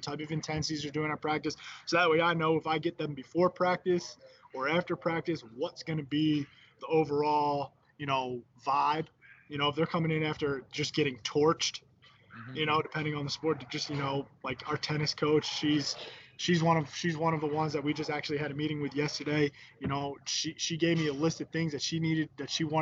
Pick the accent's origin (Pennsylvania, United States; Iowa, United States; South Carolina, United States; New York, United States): Pennsylvania, United States; Philadelphia area; moved away as an adult; also born or lived in Charlotte; now in Baltimore, United States; I moved back up home to the Philadelphia area